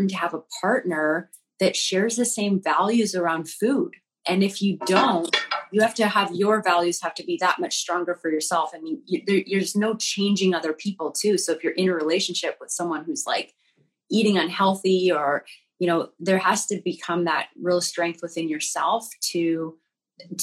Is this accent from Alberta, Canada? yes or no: yes; Alberta, Canada; I grew up in Alberta, Canada, which is like the Texas of Canada.